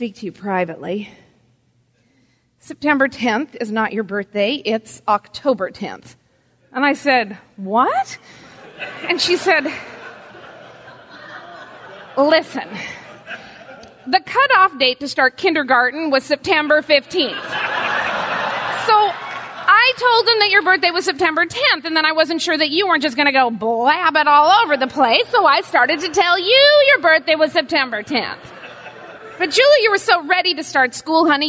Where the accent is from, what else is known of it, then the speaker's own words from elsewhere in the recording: Pacific Northwest, United States; moved away; I was raised in the Pacific Northwest